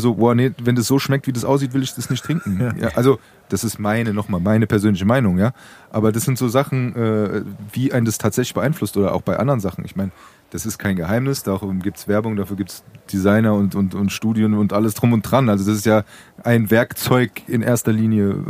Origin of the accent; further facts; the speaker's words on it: Frankfurt, Hesse, Germany; Ich bin Frankfurter Wupp, ich trinke meinen Äpfel, äh, Äpfelwein, meinen Apfelwein, ja. meinen Äppler